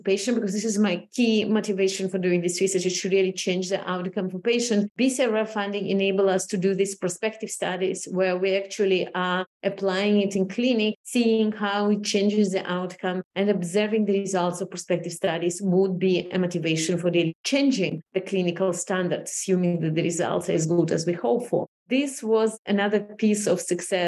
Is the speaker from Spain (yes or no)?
no; Moldova; moved away as an adult; also born or lived in Israel; now in United States; I was 20 actually when I moved to Israel, moving through different cultures and kind of observing personally, you know, how the Soviet Union fell apart and Moldova became independent and we moved to Israel